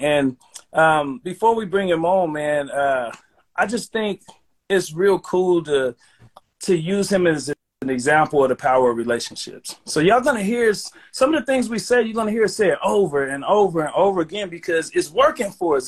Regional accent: Chicago, Illinois, United States; now in Sacramento, United States; for me, that's my hometown

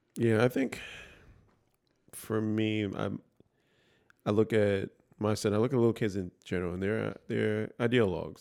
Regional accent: New York City, New York, United States; I grew up in the Bronx, all black neighborhood, essentially

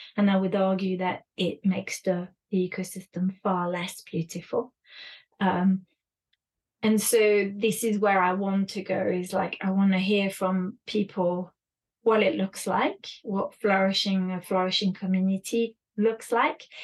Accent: France; moved away; also born or lived in United Kingdom; I was raised in France and in the UK

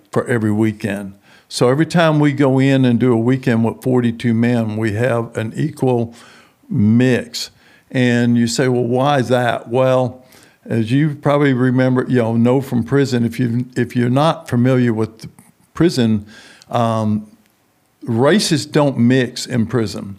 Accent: San Antonio, Texas, United States; moved away as an adult; also born or lived in New Orleans, Louisiana / Houston / Midland / Denver; I was grow, grew up in San Antonio, Texas.

